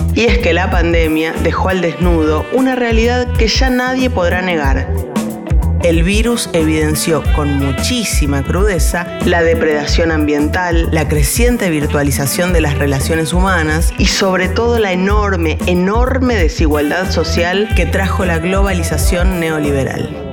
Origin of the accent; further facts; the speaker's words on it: Argentina; en nuestro país viven 3 millones de personas